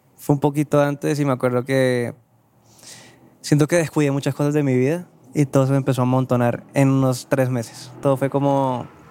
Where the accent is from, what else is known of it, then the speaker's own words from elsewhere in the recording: Cartagena, Bolívar, Colombia; moved away as an adult; now in Bogotá, Colombia; yo soy de Cartagena. Yo llegué a Bogotá